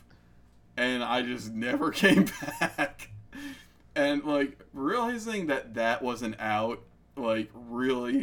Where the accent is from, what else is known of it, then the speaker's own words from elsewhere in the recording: New Jersey, United States; I come from Jersey